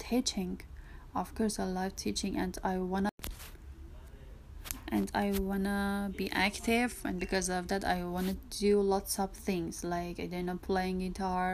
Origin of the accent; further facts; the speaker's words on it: Tehran, Tehran Province, Iran; English is a second language; I'm from Tehran, east of the Tehran